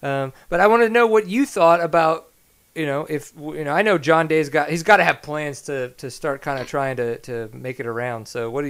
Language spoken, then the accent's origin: English; Texas, United States; I'm obviously a Texan.